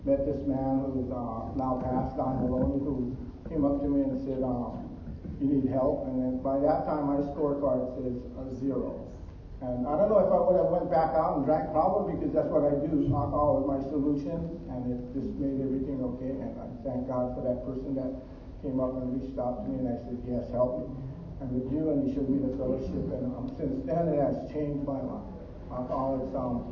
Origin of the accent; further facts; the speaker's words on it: Honolulu, Hawaii, United States; I was raised in Waikiki, so I'm really familiar and on this place. I grew up right down in Kaimuki.